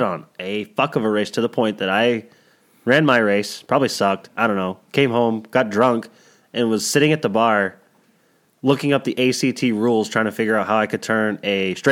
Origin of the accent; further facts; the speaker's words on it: Maine, United States; I'm that weirdo from Maine